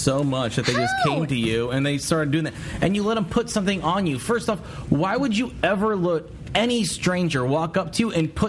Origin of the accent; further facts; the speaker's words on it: United States; I'm from America.